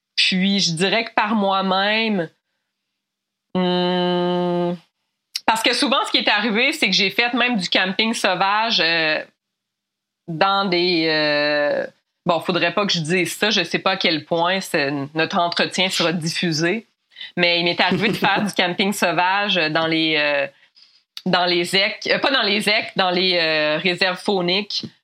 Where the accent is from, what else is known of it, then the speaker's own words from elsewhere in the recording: Mont-Laurier, Quebec, Canada; je viens de, de Mont-Laurier